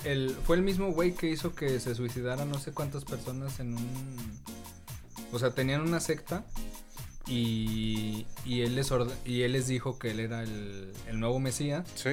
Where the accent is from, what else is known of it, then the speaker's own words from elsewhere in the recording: Mexico; nosotros como mexicanos